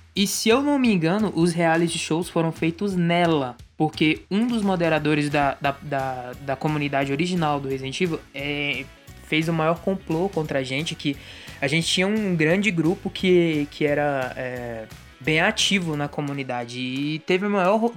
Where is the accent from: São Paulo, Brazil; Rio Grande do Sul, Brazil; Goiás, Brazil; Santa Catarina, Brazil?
Goiás, Brazil; Goiânia; Tenho 25, sou de Goiânia